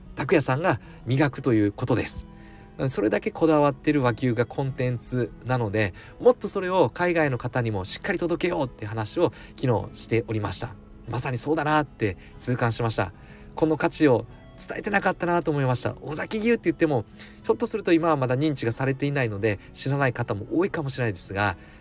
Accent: Mie, Japan; 私三重県出身

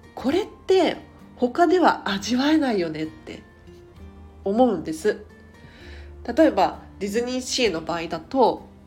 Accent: Tokyo, Japan; 東京生まれ東京育ちで

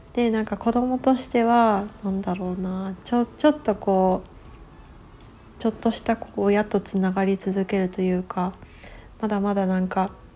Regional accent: Japan; now in West Coast, United States; 私自身田舎で育っている

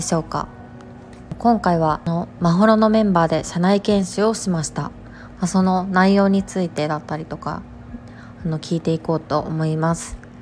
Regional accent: Kansai, Japan; accent: Kansai dialect; 私がすごく関西弁

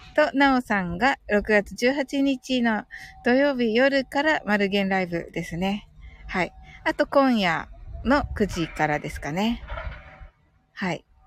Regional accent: Kyushu, Japan; 九州人なんでね

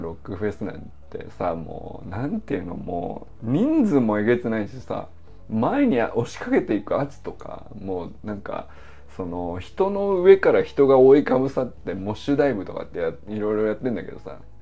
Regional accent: Niigata, Japan; moved away as an adult; also born or lived in Hokkaido; 僕は新潟から来てるから

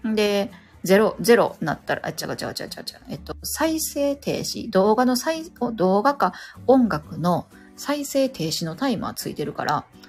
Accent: Kansai, Japan; 関西 人やから、関西弁っていうのを聞くと、なんかね、楽しい

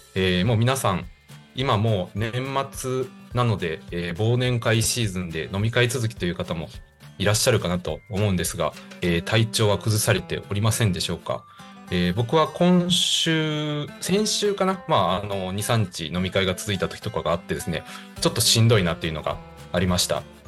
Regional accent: Higashikagawa, Kagawa, Japan; 地元香川県東かがわ市を深く愛する男

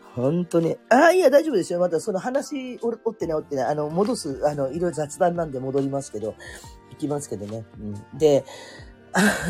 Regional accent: Kurume, Fukuoka, Japan; also born or lived in Oita Prefecture; now in Oita, Japan; 生まれも育ちも福岡県の久留米市なんですね

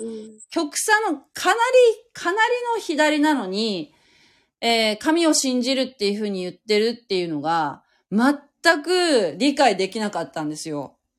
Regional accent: Fukuoka, Japan; moved away as an adult; also born or lived in Kanagawa; 私は福岡なんだけど

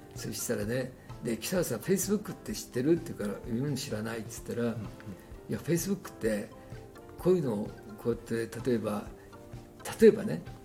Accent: Tokyo, Japan; 僕は東京の京橋で生まれ育った

